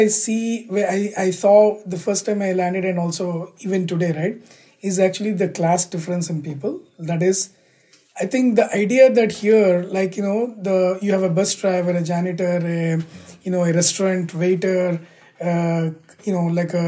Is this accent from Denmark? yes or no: no; India; moved away as an adult; now in United States; where we grew up, like India, right? By the way, even today I'm an Indian citizen.